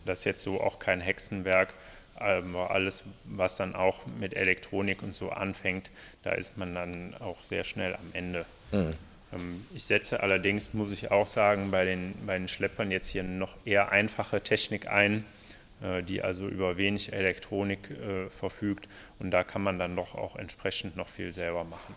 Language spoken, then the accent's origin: German; Mönchengladbach, North Rhine-Westphalia, Germany; aufgrund der Nähe zu meiner Heimat Giesenkirchen habe ich das dann hier auch gemacht